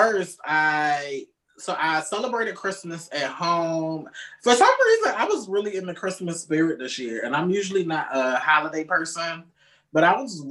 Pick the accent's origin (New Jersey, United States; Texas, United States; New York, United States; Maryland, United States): Maryland, United States; Baltimore; moved away; every time I go back to Baltimore